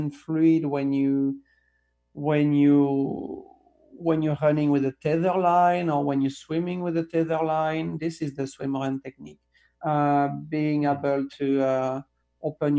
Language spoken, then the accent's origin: English; south of France, France; moved away; my hometown in south of France